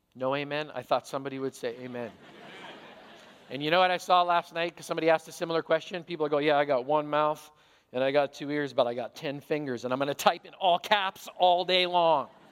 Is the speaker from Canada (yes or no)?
yes; Canada; I'm a Canadian hockey player